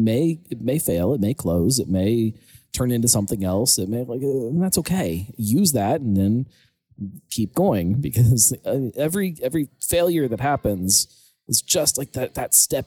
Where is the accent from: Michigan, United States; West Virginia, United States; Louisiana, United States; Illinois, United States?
West Virginia, United States; born there; I was born in West Virginia because he was out just in the hills of West Virginia working for this tree company.